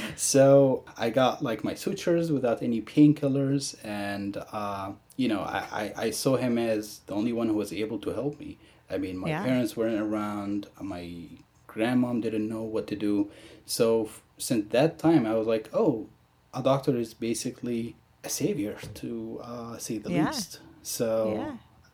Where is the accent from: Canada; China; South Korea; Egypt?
Egypt; moved away as an adult; now in United States; growing up in Egypt